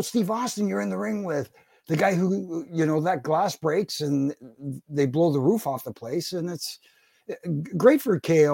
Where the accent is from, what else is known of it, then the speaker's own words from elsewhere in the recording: Canada; I'm Canadian